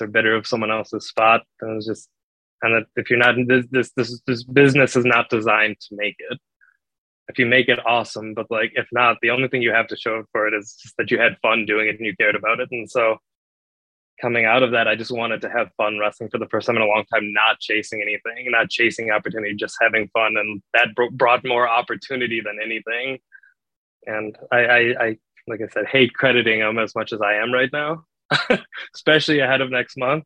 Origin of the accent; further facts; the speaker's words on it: Chicago area, Illinois, United States; I grew up in the Allstate Arena, Rosemont Horizon.